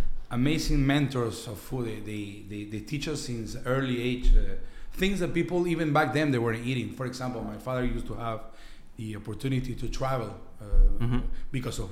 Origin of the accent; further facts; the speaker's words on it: Lima, Peru; now in Montreal, Canada; I was born in Lima.